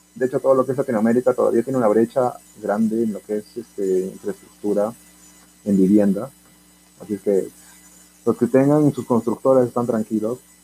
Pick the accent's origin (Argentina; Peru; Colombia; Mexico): Peru; Como buen peruano, nos gusta